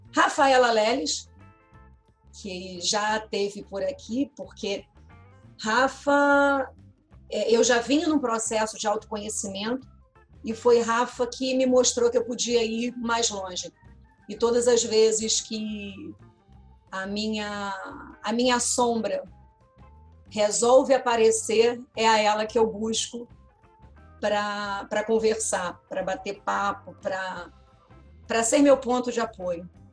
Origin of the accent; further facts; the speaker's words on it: Niterói, Rio de Janeiro, Brazil; eu sou de Niterói, nascida numa mora, vivi durante muitos anos numa rua, num bairro